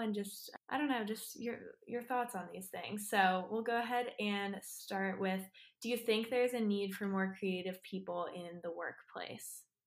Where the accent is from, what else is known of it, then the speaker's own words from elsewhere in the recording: Austin, Texas, United States; I'm here from Austin, Texas